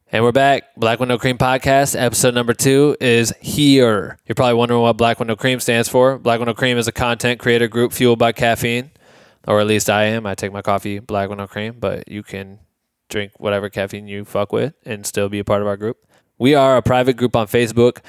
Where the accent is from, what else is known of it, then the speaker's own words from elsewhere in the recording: Iowa, United States; I grew up in Iowa